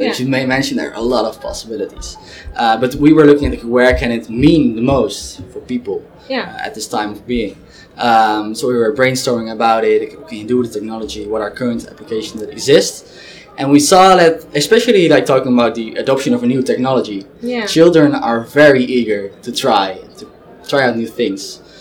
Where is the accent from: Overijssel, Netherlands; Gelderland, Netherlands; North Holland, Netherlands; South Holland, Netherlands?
Overijssel, Netherlands; Zwolle; I'm originally from Zwolle